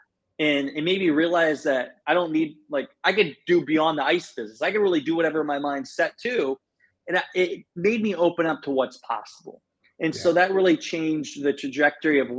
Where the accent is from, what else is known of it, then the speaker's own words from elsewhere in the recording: Garnavillo, Iowa, United States; moved away; born and raised, I grew up in Northeast Iowa, town Garnavillo, Iowa